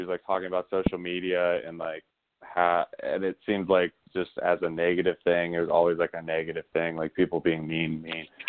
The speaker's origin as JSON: {"language": "English", "area": "Bay Area", "region": "California", "country": "United States", "said": "I'm from the Bay Area in California."}